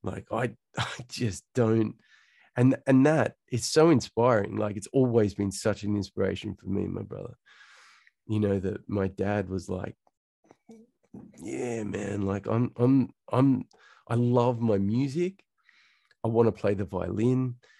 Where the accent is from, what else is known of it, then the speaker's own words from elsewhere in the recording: Central Coast, New South Wales, Australia; also born or lived in Sydney; Okay. So born and raised in Sydney, Australia. Born in Hornsby, but then we moved pretty quickly to the Central Coast. So I kind of grew up, you know, if you can imagine Home and Away.